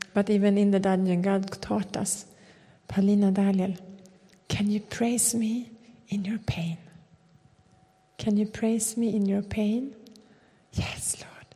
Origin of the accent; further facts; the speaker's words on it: Sweden; We come from Sweden